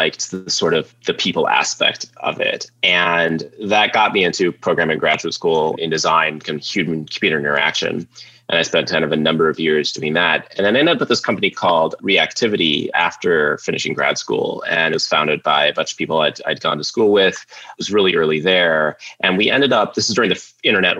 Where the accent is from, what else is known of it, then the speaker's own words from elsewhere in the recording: Sioux Falls, South Dakota, United States; I grew up in Sioux Falls, South Dakota, just a shy kid there